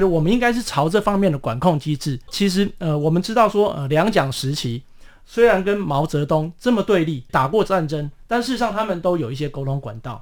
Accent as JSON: {"language": "Chinese", "country": "Taiwan", "said": "我们身为台湾人"}